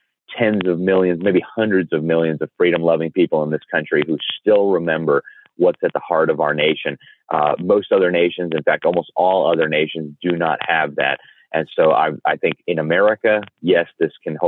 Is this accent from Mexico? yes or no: yes; Mexico; now in United States; having grown up in Mexico